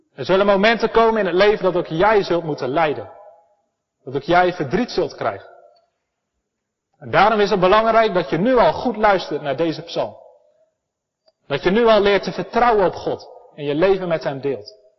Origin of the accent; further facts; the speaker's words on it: Elspeet, Gelderland, Netherlands; ik kom uit Elspet. We hebben prachtige bossen vol met herten